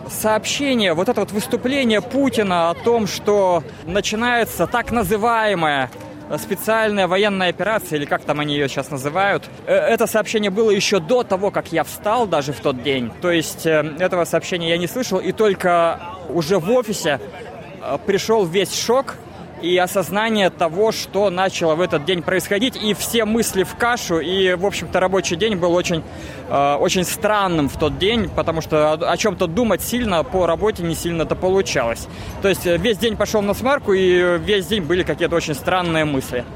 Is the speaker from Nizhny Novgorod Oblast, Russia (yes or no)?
no; Moscow, Russia; now in Australia; Я из Москвы.